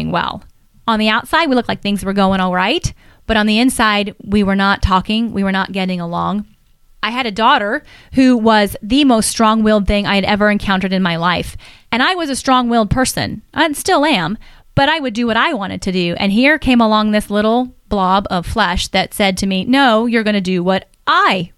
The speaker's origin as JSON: {"language": "English", "region": "Northern California", "country": "United States", "tie": "born or raised there", "moved": "as an adult", "said": "I grew up in Northern California and lived there until I was 33 years old"}